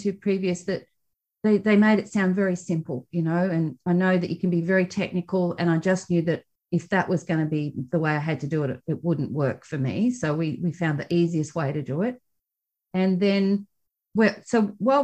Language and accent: English; Australia; accent: Australian; we're Australian. You can hear by our accents